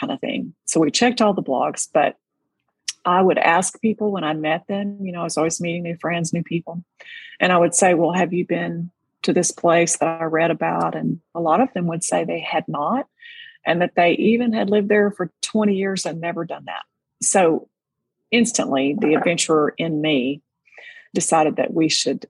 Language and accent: English; Texas, United States; being a Texas girl, that's a familiar term to me, because growing up in Tornado Alley